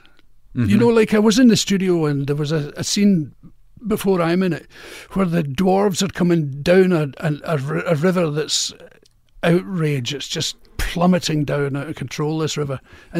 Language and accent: English; Glasgow, Scotland, United Kingdom; accent: Glasgow; radio, but in a Glasgow accent.